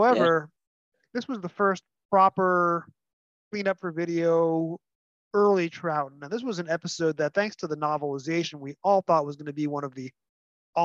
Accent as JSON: {"language": "English", "region": "New York", "country": "United States", "said": "I'm a New Yorker, so I'm the first proper Yankee to be on your show"}